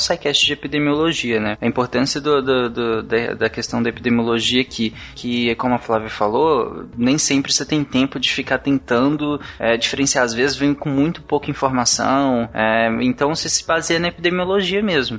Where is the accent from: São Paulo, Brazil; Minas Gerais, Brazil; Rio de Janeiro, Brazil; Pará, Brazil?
Pará, Brazil; quando eu era pequeno, eu morava no Pará